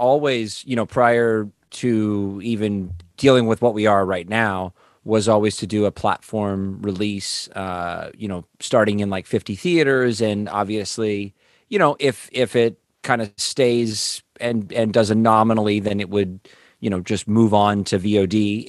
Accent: Los Angeles, California, United States; also born or lived in Las Vegas; Well, I've grown up in the Valley in Los Angeles since the 80s. I was born in Vegas. My mom grew up in San Jose, so we lived up in Northern California in Santa Cruz for a minute, but came down here.

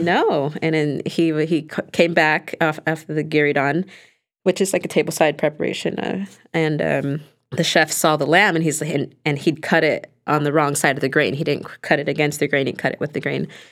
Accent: Los Angeles, California, United States; my culture and heritage and growing up in Los Angeles

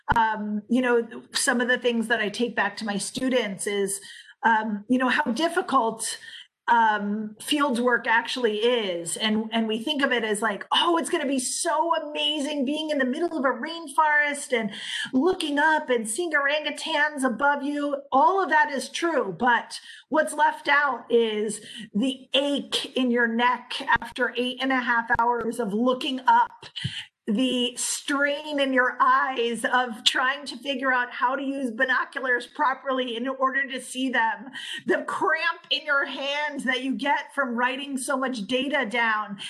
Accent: United States; being American

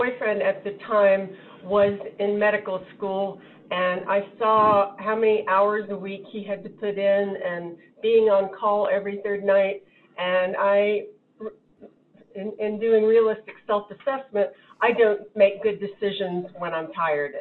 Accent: Jacksonville, Florida, United States; also born or lived in Havana, Cuba; I was born in Havana, Cuba. And my in-laws, Larry's parents and grandparents, helped my parents and me move to Jacksonville, Florida when I was 2 months old

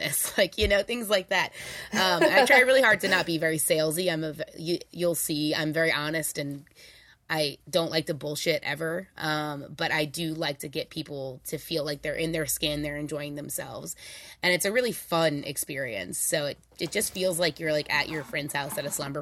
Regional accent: New Orleans, Louisiana, United States; I'm also from New Orleans, so everyone in my family is a little bit of a hustler

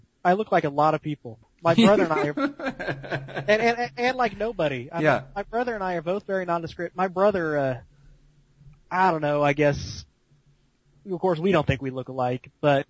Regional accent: Edmond, Oklahoma, United States; moved away; also born or lived in Kansas; because we grew up in Oklahoma

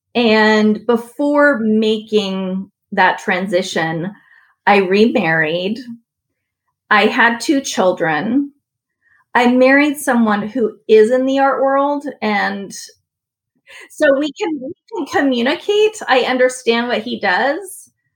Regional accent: San Francisco, California, United States; moved away as an adult; I grew up in San Francisco

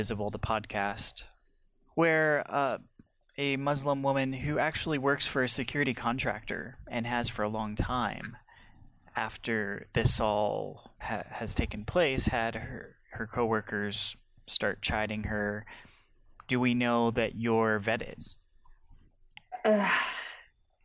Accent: United States; I as an American

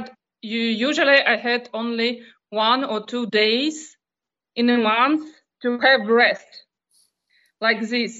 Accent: Donetsk, Donetsk Oblast, Ukraine; English is a second language; moved away as an adult; also born or lived in Luhansk / Melitopol; I'm not from Melitopol. I'm from Donetsk

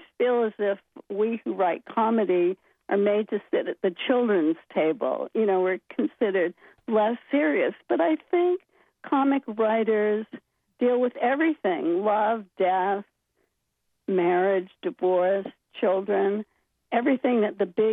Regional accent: Bangor, Maine, United States; I loved growing up in Maine, and I loved Bangor

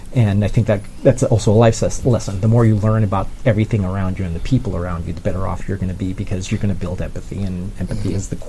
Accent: London, United Kingdom; the social constructs I knew and was part of as a Londoner. I could do South London gangster more comfortably than Milwaukee gangster

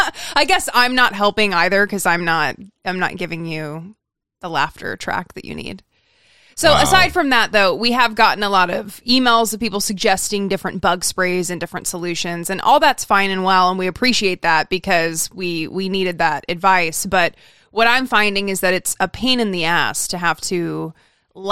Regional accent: Idaho, United States; now in Southern California, United States; I remember when I moved to Southern California from Idaho and I got lost on the freeway and I like came home crying and I was like, I can't do this.

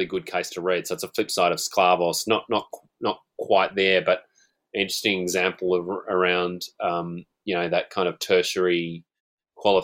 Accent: Newcastle, New South Wales, Australia; University of Newcastle, my hometown, Newcastle

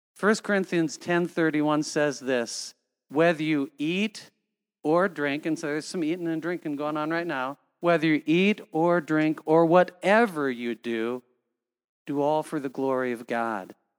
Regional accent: Cedar Falls, Iowa, United States; when I was growing up in Cedar Falls, Iowa, we had six children

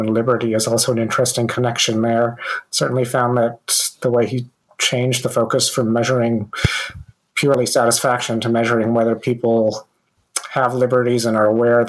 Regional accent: India; now in United States; I'm originally from India

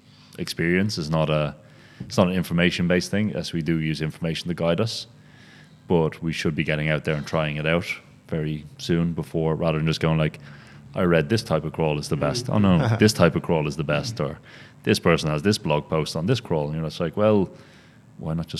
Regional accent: Ireland; now in Berlin, Germany; I'm Irish.

